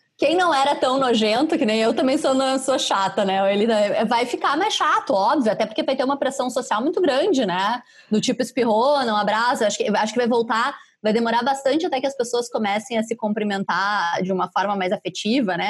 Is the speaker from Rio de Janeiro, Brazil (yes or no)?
no; Caxias do Sul, Rio Grande do Sul, Brazil; moved away; Caxias, lá minha terra